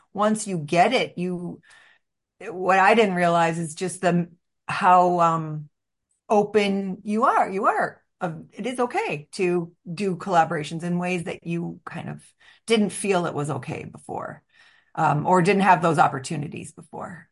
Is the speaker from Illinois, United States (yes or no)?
yes; Chicago, Illinois, United States; as a Chicagoan